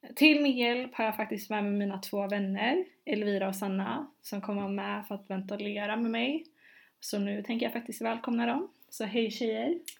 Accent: Gothenburg, Västra Götaland, Sweden; also born or lived in London; jag är som sagt från Göteborg

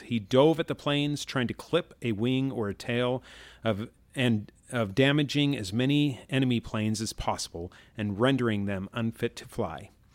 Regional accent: Chicago, Illinois, United States; I grew up in Chicago

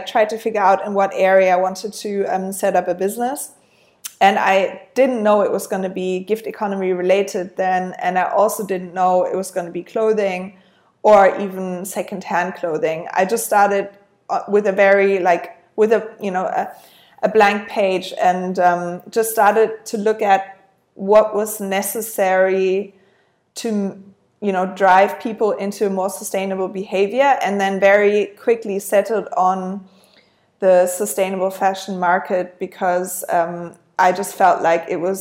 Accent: Berlin, Germany; moved away as an adult; also born or lived in London; I'm originally from Berlin, but I started my professional journey in London because I went to university there

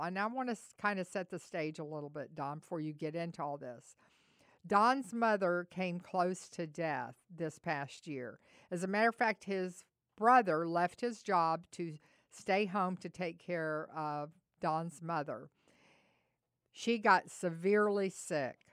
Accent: the South, United States; we're from the South

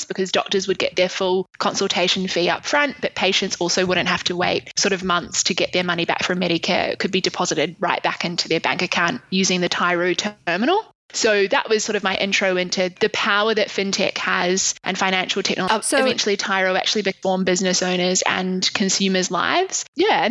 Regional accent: Christchurch, Canterbury, New Zealand; moved away as an adult; also born or lived in Dunedin, New Zealand / London, United Kingdom; now in Sydney, Australia; I grew up in a city called Christchurch, which is in the South Island. And I lived there until I was 18

